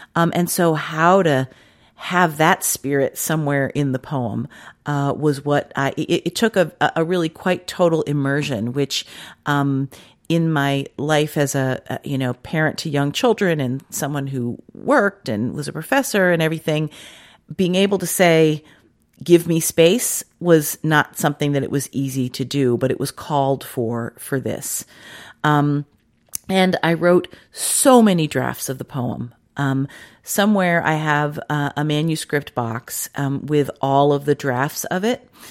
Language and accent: English; Washington, District of Columbia, United States; moved away; I grew up in Washington, D C, and it didn't get cold like that.